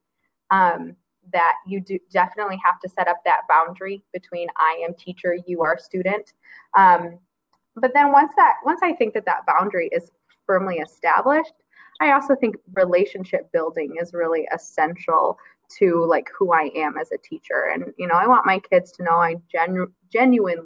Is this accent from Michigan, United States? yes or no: yes; Grand Rapids, Michigan, United States; I grew up near Grand Rapids, which is a small city